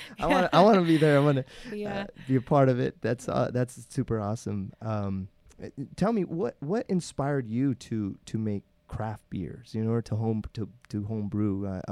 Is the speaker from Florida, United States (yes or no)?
no; Salinas, California, United States; I grew up in Salinas. I'm from Salinas.